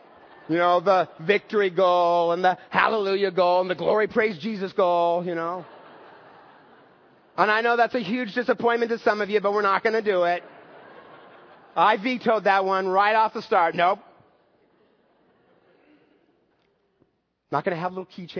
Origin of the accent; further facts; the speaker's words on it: United States; As an American baby boomer